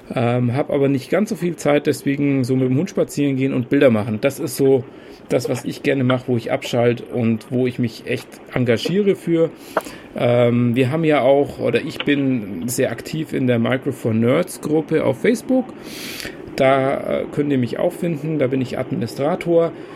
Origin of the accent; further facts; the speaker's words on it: Kempten, Bavaria, Germany; now in Würzburg, Germany; ursprünglich komme ich gar nicht aus Würzburg, sondern aus Kempten im Allgäu.